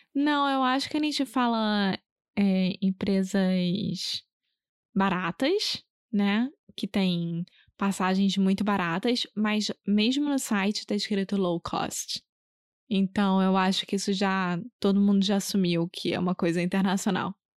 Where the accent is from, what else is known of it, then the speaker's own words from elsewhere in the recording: Rio de Janeiro, Brazil; first language Portuguese; Eu sou brasileira, carioca do Rio de Janeiro.